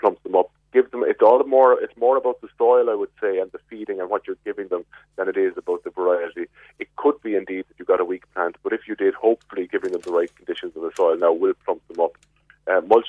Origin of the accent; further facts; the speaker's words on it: Glanmire, Munster, Ireland; I'm from Glanmire.